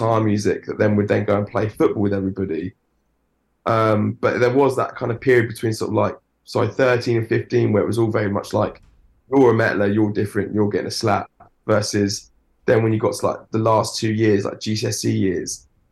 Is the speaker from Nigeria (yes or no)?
no; Weybridge, South East England, United Kingdom; I grew up in Weybridge, Surrey